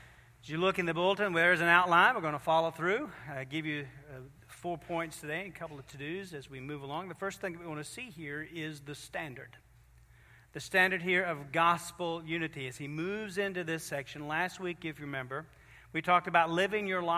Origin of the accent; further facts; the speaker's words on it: Virginia, United States; we're from Virginia